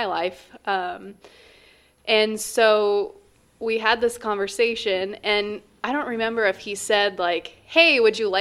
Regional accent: Columbus Junction, Iowa, United States; I grew up on a farm in southeast Iowa, so I originally hail from Columbus Junction

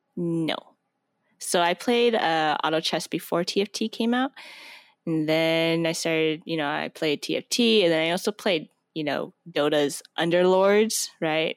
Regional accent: Portland, Oregon, United States; moved away as an adult; now in Bay Area, United States; I'm from Portland, Oregon, and that's where it's at. So, my, my dad used to work for Intel, so I grew up

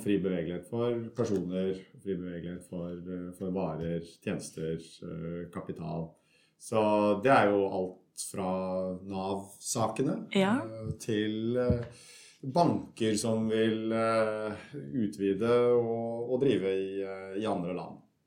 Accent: Kongsberg, Buskerud, Norway; moved away as an adult; also born or lived in Germany; now in Belgium; jeg kommer fra, fra Norge. Som, som, alle kan høre, så kommer jeg fra Østlandet et sted. Eh, nærmere bestemt en liten by som heter eh, Kongsberg, som er en snau time utenfor Oslo

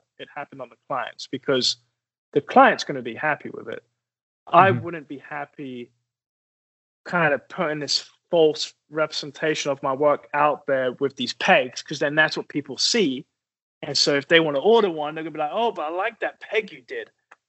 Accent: England, United Kingdom; And I'm from England. It's not a swear word in England.

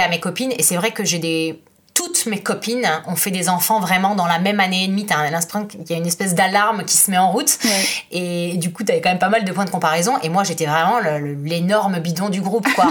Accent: France; moved away as an adult; now in Florence, Italy; je suis française, je vis en Italie depuis 9 ans

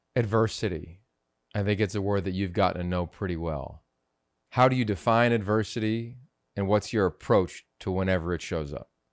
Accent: Pennsylvania, United States; I grew up in Pennsylvania

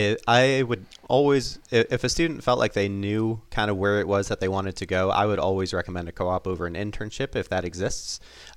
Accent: Toledo, Ohio, United States; So, for instance, I grew up in Toledo, Ohio.

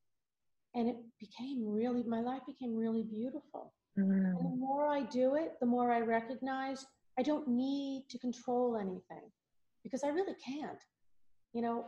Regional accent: Valley Stream, New York, United States; accent: Long Island; I grew up in Valley Stream

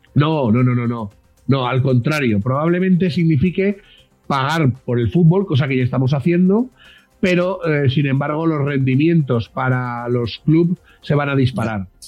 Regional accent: Spain; nosotros los españoles

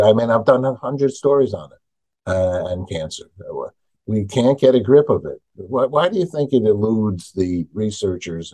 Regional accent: New York, United States; I'm from New York

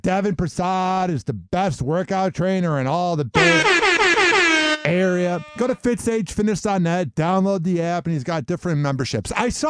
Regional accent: Chicago, Illinois, United States; now in Tampa, United States; my A's really go through it because I'm from Chicago

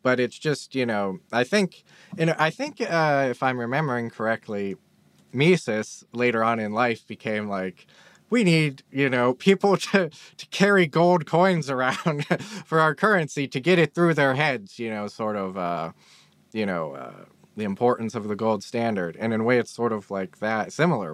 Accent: Pittsburgh, Pennsylvania, United States; I'm from Pittsburgh.

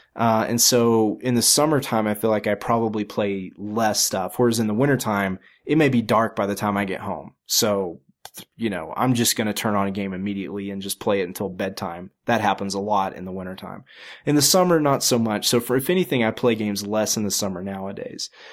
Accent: the South, United States; I grew up in the South where it's friggin' hot in the summer

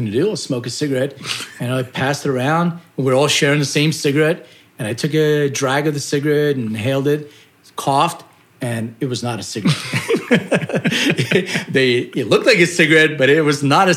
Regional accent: United States; also born or lived in Lithuania; I immigrated to the United States when I was 6 years old, and went to school

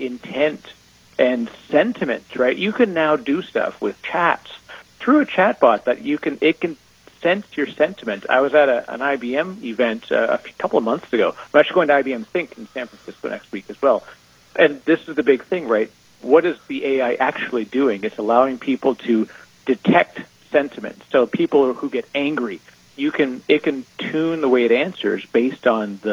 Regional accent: Canada; I'm Canadian, so my English is already a little weird.

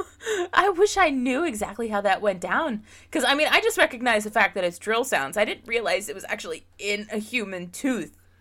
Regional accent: Pennsylvania, United States; now in Jacksonville, United States; I live in Florida now and I grew up in Pennsylvania

